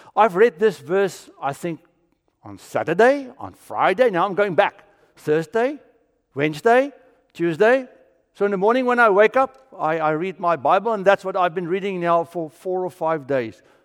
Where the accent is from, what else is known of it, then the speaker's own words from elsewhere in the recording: South Africa; also born or lived in Orlando / Kissimmee; now in Florida, United States; I'm from South Africa